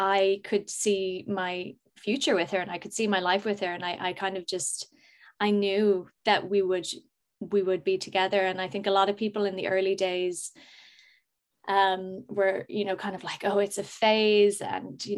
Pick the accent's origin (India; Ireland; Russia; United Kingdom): Ireland; also born or lived in United States; I moved to Ireland when I was four. I was born in the States, and we moved to Ireland, and I grew up here